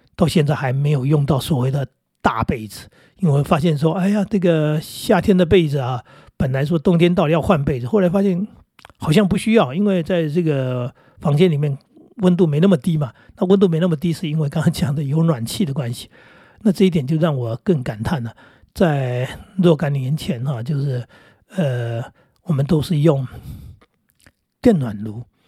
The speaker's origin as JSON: {"language": "Chinese", "region": "Northeast Coast", "country": "Taiwan", "tie": "born or raised there", "said": "我小时候住在东北角那个地方"}